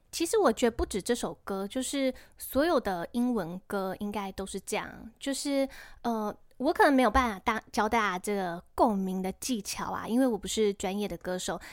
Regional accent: Taiwan; 我们台湾人其实早就超级熟悉了

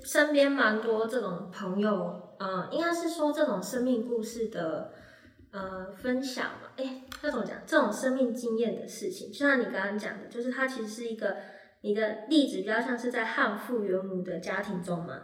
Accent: Sandimen, Pingtung County, Taiwan; 我是来自屏东三地门乡的排湾族

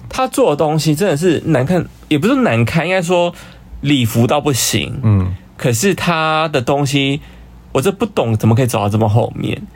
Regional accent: Hsinchu, Taiwan; moved away as an adult; now in Taipei, Taiwan; 我本身是新竹人

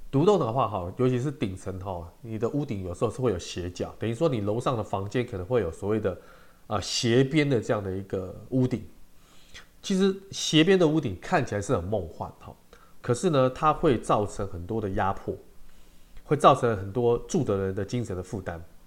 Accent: Taiwan; 我们中国人跟台湾人

